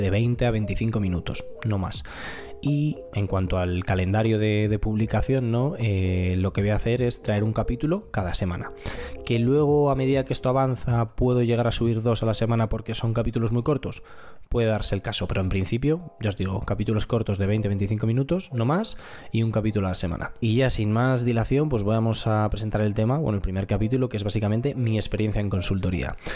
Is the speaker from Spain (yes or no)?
yes; Madrid, Community of Madrid, Spain; tengo 26 años, soy ingeniero y soy de Madrid.